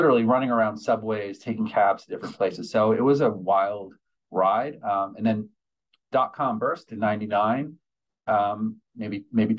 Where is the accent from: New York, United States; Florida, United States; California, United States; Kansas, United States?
New York, United States; I grew up in New York